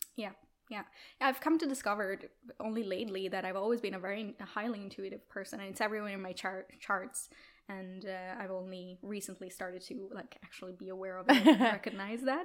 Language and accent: English; Italy; moved away as an adult; also born or lived in Milan, Italy; now in Stockholm, Sweden; I'm originally from Italy